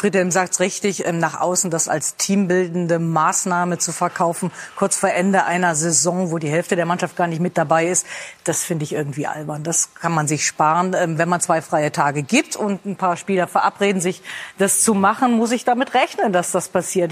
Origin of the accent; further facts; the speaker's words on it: Rhineland, Germany; ich als Rheinländerin